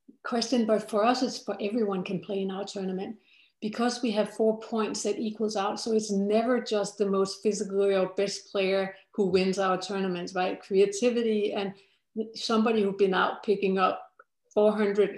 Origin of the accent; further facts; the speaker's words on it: Denmark; I come from Denmark